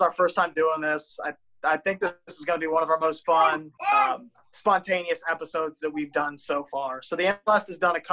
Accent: Ohio, United States; We're all from Ohio

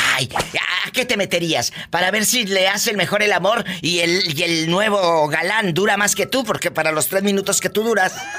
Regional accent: Matamoros, Tamaulipas, Mexico; de mi tierra de Matamoros, Tamaulipas

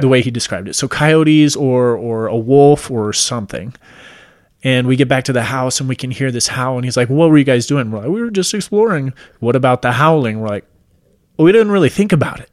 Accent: Washington, United States; moved away; I'm originally from Washington State

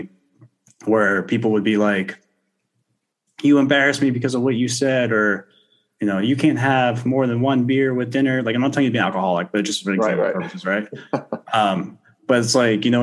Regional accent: Florida, United States; I grew up in Florida. I grew up surfing a lot

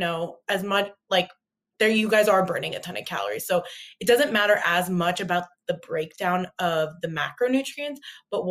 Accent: Southern California, United States; I grew up in Southern California to immigrant parents

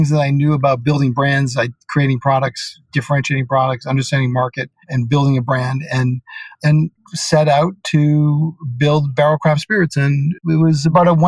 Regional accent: Boston, Massachusetts, United States; moved away as an adult; also born or lived in New York; I grew up in Boston, Massachusetts

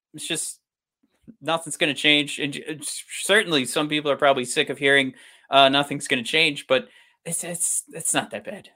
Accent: Michigan, United States; we're from Michigan

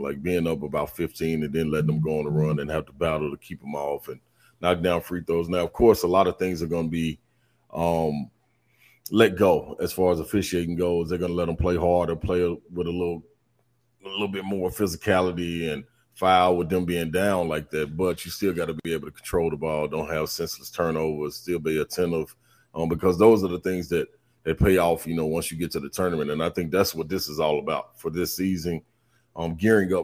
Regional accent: Nashville, Tennessee, United States; I grew up in Nashville

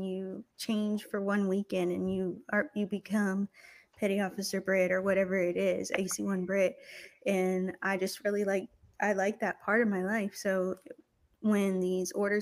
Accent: Texas, United States; moved away as an adult; now in Slidell, United States; I'm from Texas

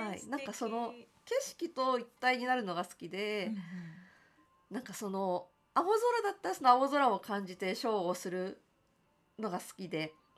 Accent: Tokyo, Japan; 私はその江東区の亀戸という場所が出身

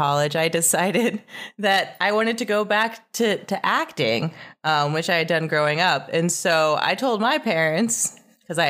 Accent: Overland Park, Kansas, United States; moved away as an adult; now in Los Angeles, United States; I am from Kansas City, originally Kansas City area, specifically Overland Park, Kansas

